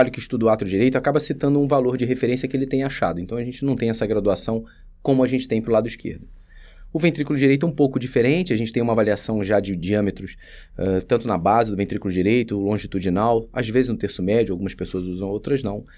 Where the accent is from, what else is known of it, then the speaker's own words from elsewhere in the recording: Rio de Janeiro, Brazil; now in São Paulo, Brazil; Então, eu vim do Rio para fazer cardiologia aqui em São Paulo, eh, classifiquei para o Dante, isso foi em 2007.